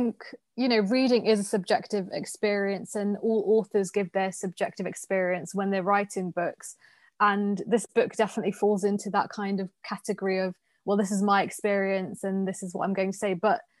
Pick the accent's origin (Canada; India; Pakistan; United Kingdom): Pakistan; you have to listen to me because I'm a Pakistani woman.